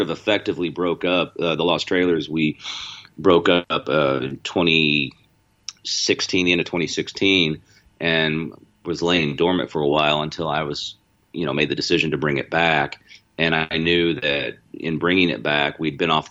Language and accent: English; Missouri, United States; moved away as an adult; also born or lived in California; I'm from Missouri, and we actually went to the same high school